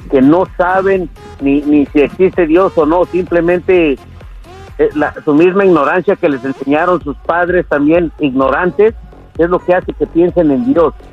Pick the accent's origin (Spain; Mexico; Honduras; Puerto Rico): Mexico; Soy mexicano, te rieso de ateo no, no, no existe.